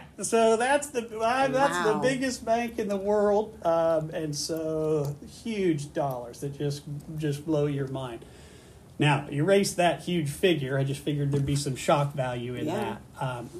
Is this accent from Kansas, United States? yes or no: yes; Halstead, Kansas, United States; I was born and raised in Halstead and went to school just where you all are going to school.